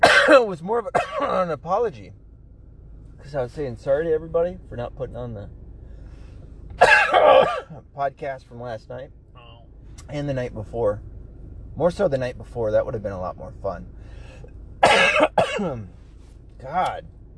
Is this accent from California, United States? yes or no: no; Tennessee, United States; also born or lived in New York; Well, I wasn't raised 100% Michigan. I was raised in Tennessee, right? So, and in part, New York. So, I'm not going to know everywhere in Michigan like most other Michiganders would.